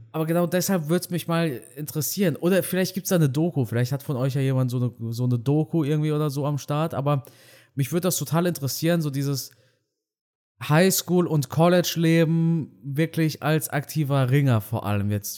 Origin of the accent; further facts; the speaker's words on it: Germany; ich bin ja Deutscher, ich bin ja kein Ausländer. Meine Eltern ja, aber ich bin in Deutschland aufgewachsen